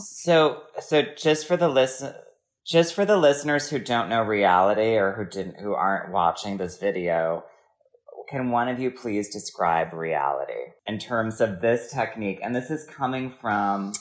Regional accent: Wisconsin, United States

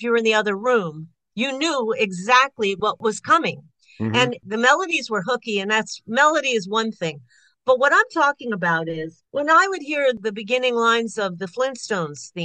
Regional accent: Long Island, New York, United States; also born or lived in Burbank, California; now in California, United States; I went to school in Burbank, California. I grew up in Long Island, New York, and I came back out to California again

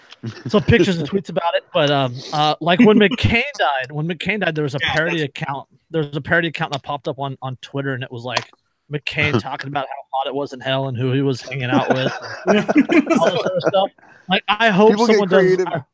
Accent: California, United States; as a Californian.

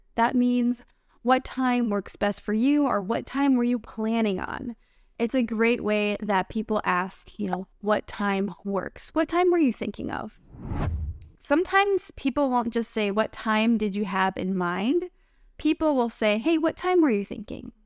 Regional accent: United States; I'm an American English teacher.

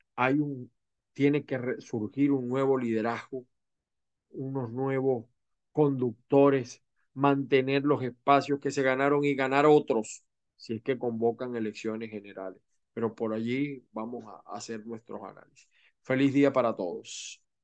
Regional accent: Venezuela; moved away as an adult; now in Florida, United States; como venezolanos

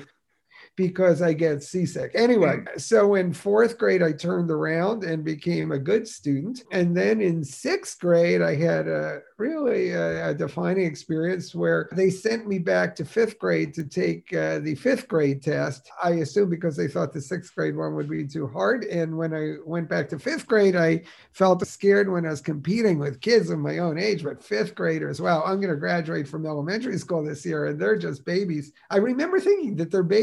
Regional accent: Newark, New Jersey, United States; I was born in Newark, New Jersey

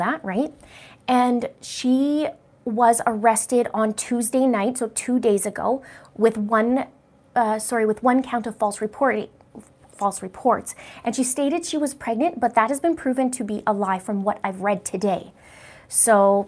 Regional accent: British Columbia, Canada; I grew up in British Columbia. That's my heart there

